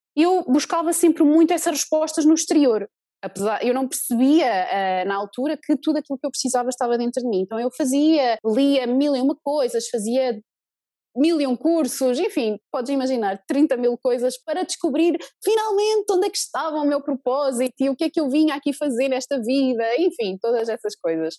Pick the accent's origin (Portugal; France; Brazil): Portugal; moved away as an adult; also born or lived in New Zealand; eu comecei a trabalhar cá em Portugal, mas em 2013 eu e meu marido saímos de Portugal